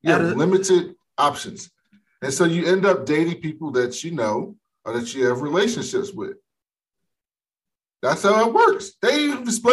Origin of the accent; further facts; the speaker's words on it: Baltimore, Maryland, United States; I'm from Baltimore. It's different. I mean, I'm from a big city